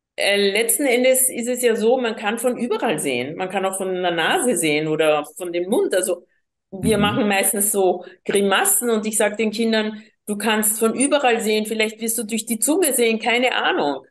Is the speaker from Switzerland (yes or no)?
no; Colombia; first language Spanish; German is a second language; also born or lived in Vienna, Austria; now in Austria; ich bin gebürtige Kolumbianerin, war acht Jahre lang in Wien und habe hier die vier Hauptsprachen von Europa, Deutsch, Französisch, Englisch und eben Spanisch, meine Muttersprache, einfach von klein auf gelernt.